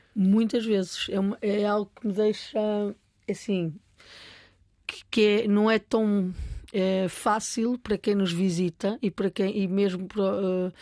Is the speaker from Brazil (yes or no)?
no; Portugal; Eu sou portuguesa